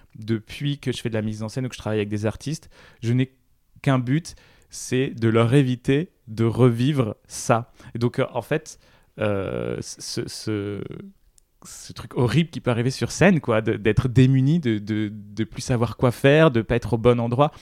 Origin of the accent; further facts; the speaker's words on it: Réunion; moved away; Quand j'étais petit, je vivais à La Réunion